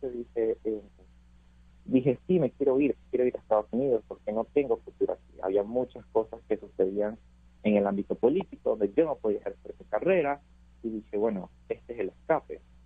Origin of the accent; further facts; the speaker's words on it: Venezuela; now in United States; mi país